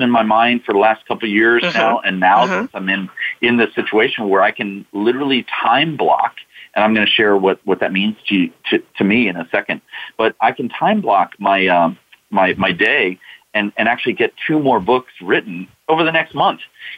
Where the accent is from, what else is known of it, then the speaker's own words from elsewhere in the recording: Washington, District of Columbia, United States; I'm from Washington, D.C.